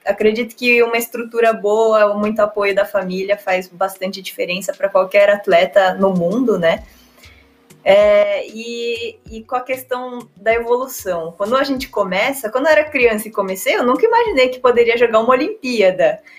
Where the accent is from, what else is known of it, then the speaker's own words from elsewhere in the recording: São Paulo, Brazil; also born or lived in France / Poland; eu tenho 31 anos, sou paulista